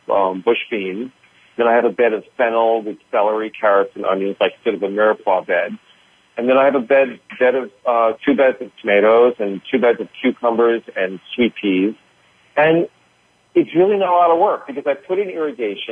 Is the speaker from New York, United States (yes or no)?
yes; New York, United States; the Northeast where I'm from. I'm from New York